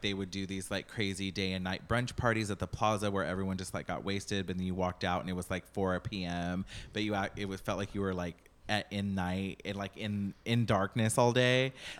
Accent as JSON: {"language": "English", "region": "Texas", "country": "United States", "tie": "born or raised there", "moved": "as an adult", "lives_now": "New York, United States"}